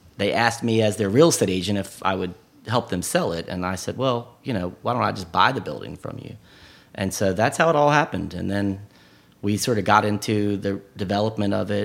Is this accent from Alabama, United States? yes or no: no; Richmond, Virginia, United States; I am from Richmond. I was born here, and I went to high school. I graduated Open High School in the city.